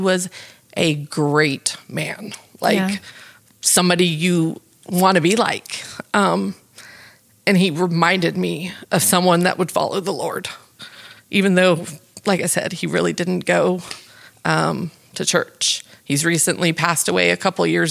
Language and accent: English; New Braunfels, Texas, United States; I am from New Braunfels, Texas, which born and raised